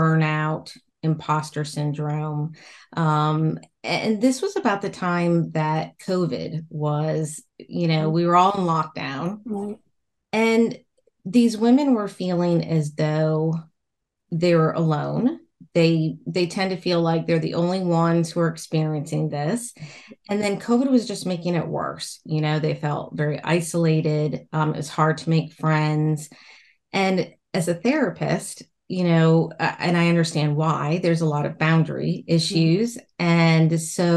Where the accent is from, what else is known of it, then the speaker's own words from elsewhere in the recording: Roanoke, Virginia, United States; I'm from Virginia, and my town is the Star City of the South